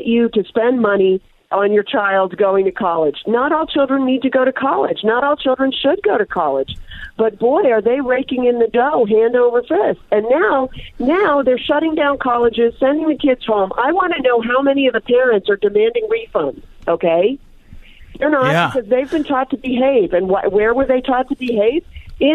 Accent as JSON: {"language": "English", "town": "Pittsburgh", "region": "Pennsylvania", "country": "United States", "tie": "born or raised there", "also_born_or_lived": "Disneyland, California", "moved": "yes", "said": "I grew up in Pittsburgh."}